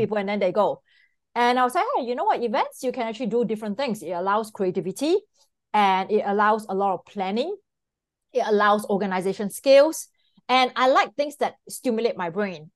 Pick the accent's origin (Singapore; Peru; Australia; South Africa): Singapore; moved away as an adult; now in Miami, United States; I'm originally from Singapore. So I came to the United States prominently in two thousand and four